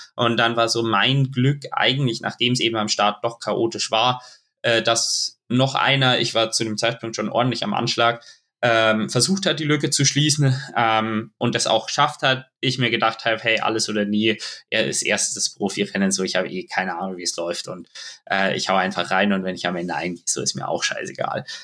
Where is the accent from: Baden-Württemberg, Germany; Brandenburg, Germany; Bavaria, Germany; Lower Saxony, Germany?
Bavaria, Germany; Munich; es ist einfach meine Heimat